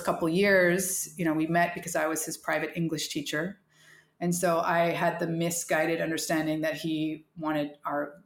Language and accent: English; Canada; moved away; as a Canadian, we're forced to study French all through school